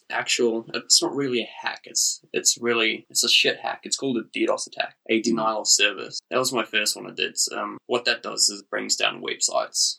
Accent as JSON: {"language": "English", "country": "South Africa", "moved": "yes", "lives_now": "New Zealand", "said": "Originally, I was from South Africa. Our parents came here because the crime rate was horrible"}